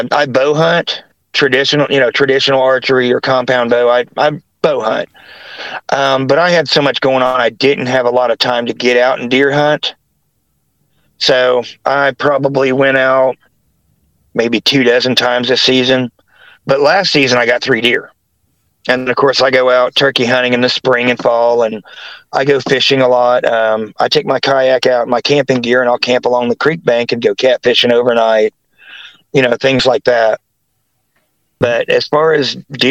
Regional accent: West Virginia, United States; moved away; also born or lived in Ohio / Greer, South Carolina / Newark, Ohio; that was in Logan, West Virginia, before we moved to Kanawha City

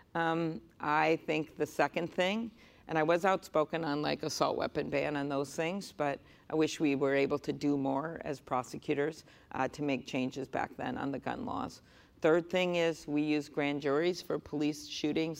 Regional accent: Midwest, United States; I'm from the Midwest.

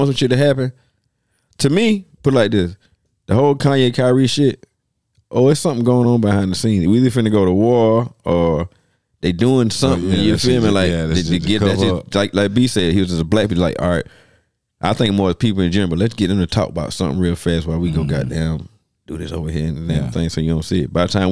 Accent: South Carolina, United States; growing up in South Carolina

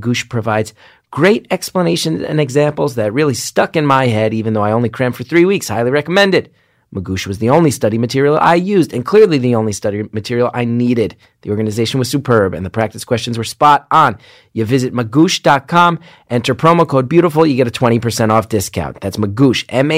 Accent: New Jersey, United States; born or raised there

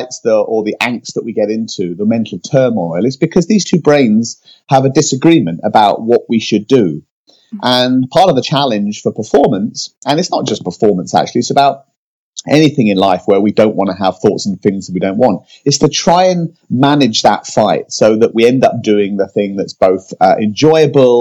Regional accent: United Kingdom; now in California, United States; I'm British, but now live in California

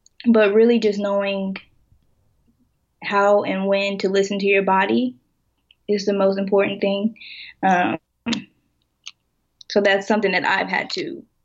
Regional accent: Lawton, Oklahoma, United States; I'm originally from Lawton, Oklahoma

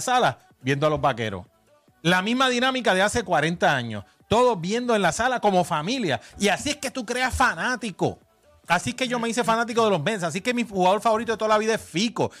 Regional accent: Puerto Rico; cuando yo me crié en Muñoz Rivera, allá en la calle Pentagrama con mi abuela, en los 70 y los 80

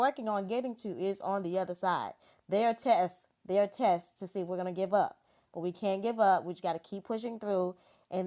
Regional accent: South Carolina, United States; I am from South Carolina

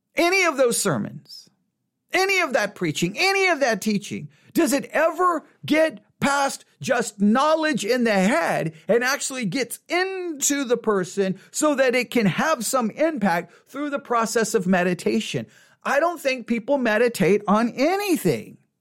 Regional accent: Buffalo Gap, Texas, United States; I grew up in Buffalo Gap, Texas. Grew up in Buffalo Gap, Texas.

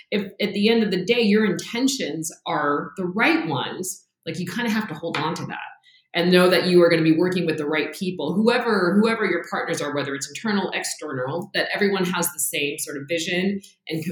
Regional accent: Los Angeles, California, United States; moved away; I grew up in the South Bay, so San Pedro is like a big part of my life, which is where the harbor is

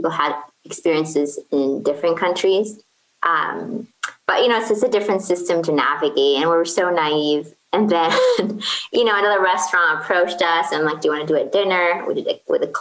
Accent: Kuwait; English is a second language; moved away as an adult; also born or lived in Portland, Oregon, United States; now in Baltimore, United States; I'm originally from Kuwait. So I moved here for college

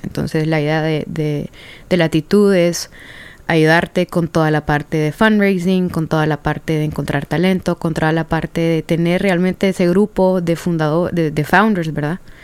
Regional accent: Honduras; moved away; also born or lived in San Pedro Sula / United States; Soy la primera hondureña

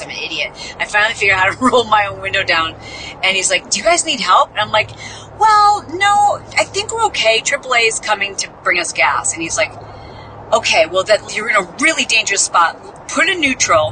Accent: Midwest, United States; We are so nice in the Midwest

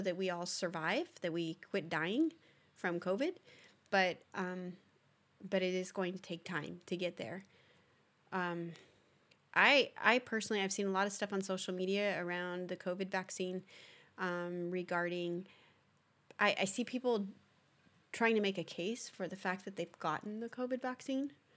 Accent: United States; being an American

